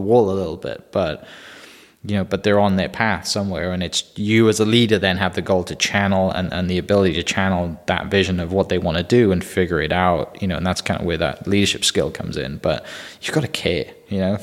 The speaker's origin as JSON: {"language": "English", "region": "Wales", "country": "United Kingdom", "moved": "yes", "lives_now": "Bethany, Oklahoma, United States", "said": "the Welsh guy"}